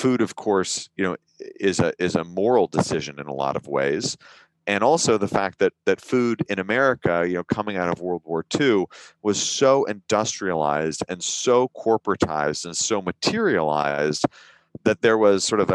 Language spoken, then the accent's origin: English; Northern California, United States; I grew up in Northern California